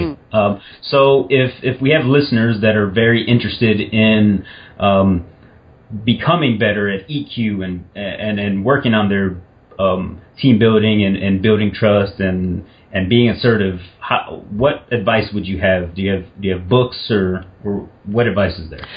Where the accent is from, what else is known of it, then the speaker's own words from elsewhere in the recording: Indiana, United States; I'm from Indiana